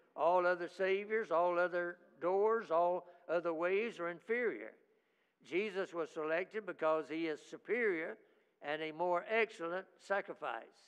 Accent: United States; I'm an American

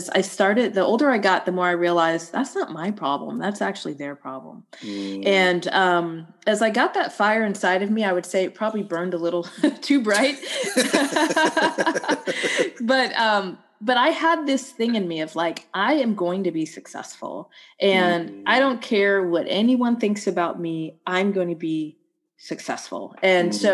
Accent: Atlanta, Georgia, United States; growing up in Atlanta, specifically like a small suburb outside of Atlanta in the 1980s

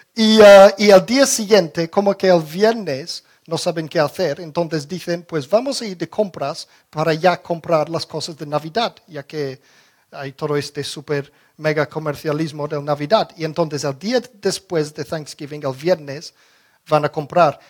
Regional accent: England, United Kingdom; now in Spain; Yo recuerdo de pequeño en Inglaterra celebrábamos el Harvest Festival

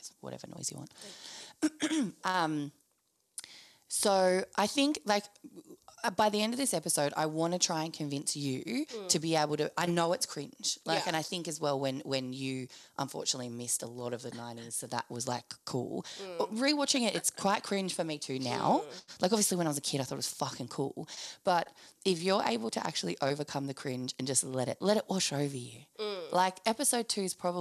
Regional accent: Sydney, New South Wales, Australia; I grew up in Bankstown. So multicultural Sydney

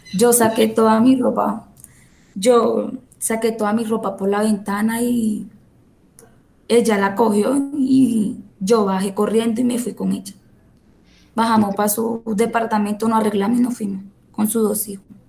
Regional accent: Venezuela; now in Colombia; yo soy venezolana

